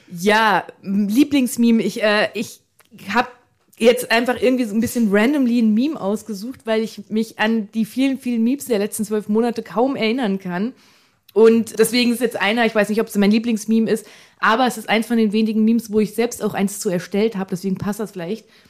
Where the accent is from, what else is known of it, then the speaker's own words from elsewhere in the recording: Frankfurt, Hesse, Germany; in meinem Fall als gebürtische Frankfurterin